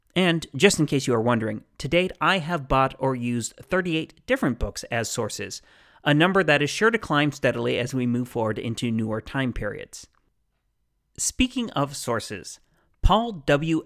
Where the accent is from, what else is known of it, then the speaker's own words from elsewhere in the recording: Phoenix, Arizona, United States; also born or lived in South Dakota; I was born in the Phoenix area and have lived here the majority of my life